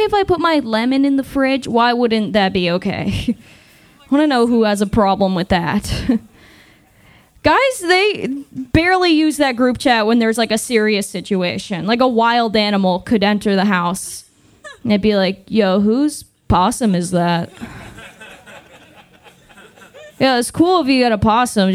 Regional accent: Massachusetts, United States; moved away as an adult; now in Austin, United States; I'm originally from Massachusetts. I moved to Austin about a year ago

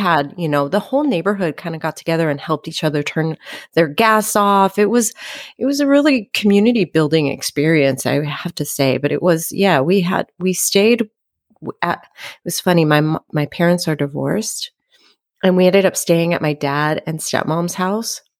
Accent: Los Angeles, California, United States; I grew up in the San Fernando Valley, which is a, uh, suburb of Los Angeles

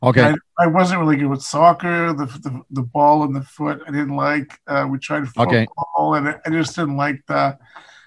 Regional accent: Ottawa, Ontario, Canada; also born or lived in Calgary, Alberta; I was born in Calgary, Alberta, but we left when I was quite young. And I've been in Ottawa ever since

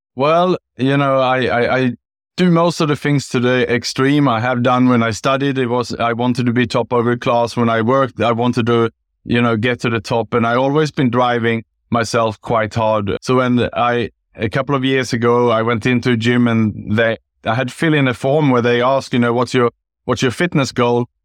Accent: Sweden; moved away as an adult; also born or lived in Gold Coast, Australia / Bangkok, Thailand; now in Singapore; I was born in Sweden

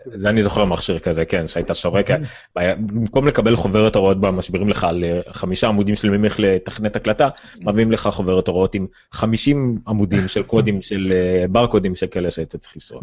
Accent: Ramla, Central District, Israel; אני מרמלה

